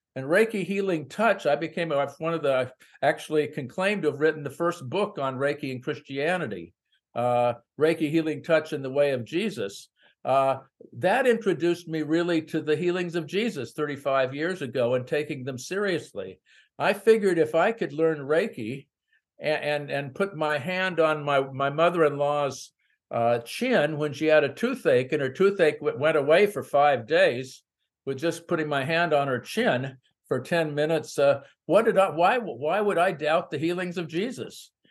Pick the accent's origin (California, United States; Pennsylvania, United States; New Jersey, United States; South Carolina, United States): California, United States; San Francisco Bay Area; also born or lived in small town America; I grew up in the San Francisco Bay Area